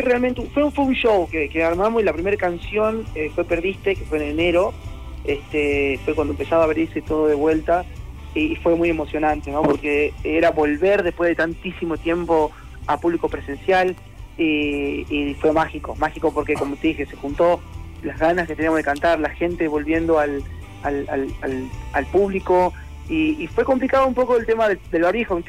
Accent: Salta, Argentina; Yo soy de Salta

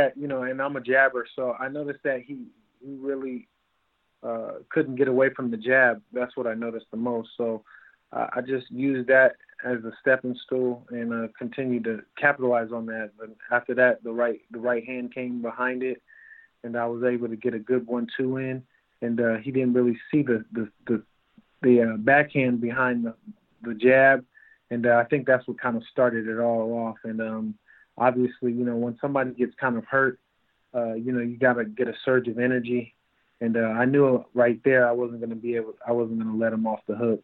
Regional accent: West Coast, United States; We're both from the West Coast in the same area

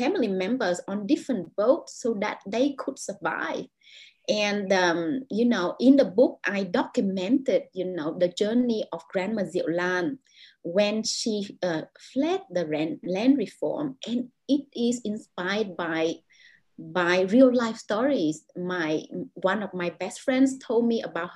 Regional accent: Vietnam; English is a second language; moved away as an adult; now in Jakarta, Indonesia; the reality that I experienced growing up in Vietnam

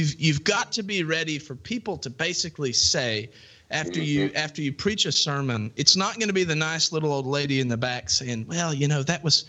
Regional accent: Bristol, Tennessee, United States; born there; I was born in Bristol, Tennessee, by the way.

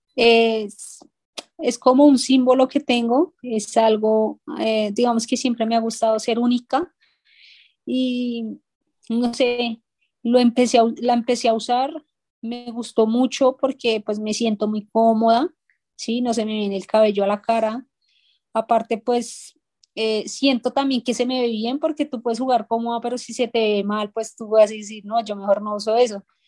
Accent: Bogotá, Colombia; casi que toda mi infancia crecí en ese barrio

